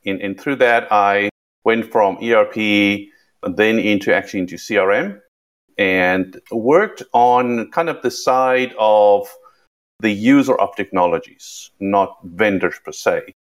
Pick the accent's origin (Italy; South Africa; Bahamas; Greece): South Africa; accent: South African; moved away; also born or lived in London; You can hear by the accent, I'm South African. It's been Americanized a little bit, and it has a little bit of twist of British in there since I lived in London